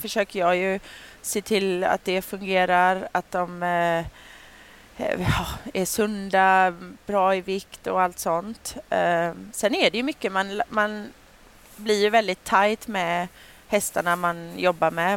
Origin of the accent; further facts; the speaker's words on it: Sweden; jag var här hemma i Sverige